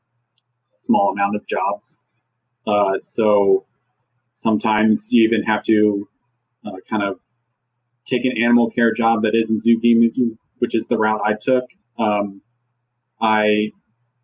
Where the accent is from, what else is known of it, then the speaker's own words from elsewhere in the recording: Maryland, United States; also born or lived in North Carolina; I'm from Maryland